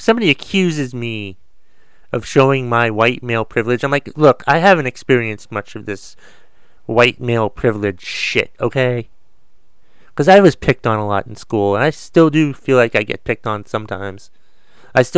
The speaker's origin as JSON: {"language": "English", "town": "Boston", "region": "Massachusetts", "country": "United States", "tie": "born or raised there", "said": "I was born in Boston"}